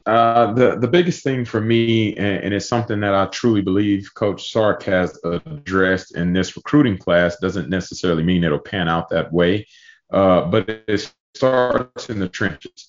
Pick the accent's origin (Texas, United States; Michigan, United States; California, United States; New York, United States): Texas, United States; Pearland; moved away as an adult; now in Austin, United States; back home in my hometown at, at Pearland High School.